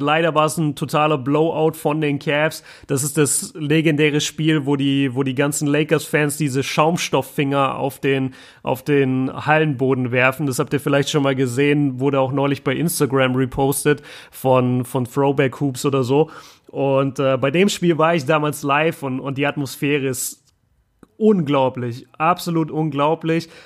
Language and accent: German; the South, Southern Germany, Germany; now in Ruhr area, Germany; bei uns im Süden